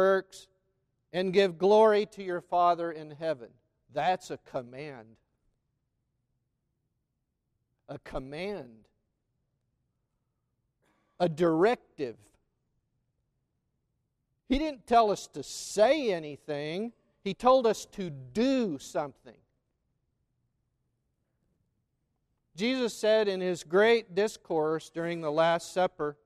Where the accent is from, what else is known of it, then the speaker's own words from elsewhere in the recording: McAlester, Oklahoma, United States; growing up in McAlester, Oklahoma